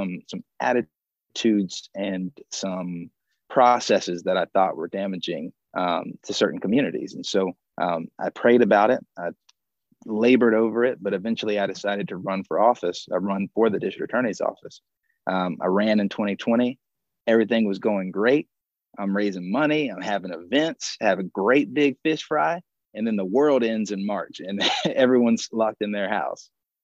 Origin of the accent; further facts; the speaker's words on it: Augusta, Georgia, United States; also born or lived in Spain; I'm from Augusta, born and raised. My dad's from Augusta. My mom's from Thompson. So we're a pretty local family. And I grew up here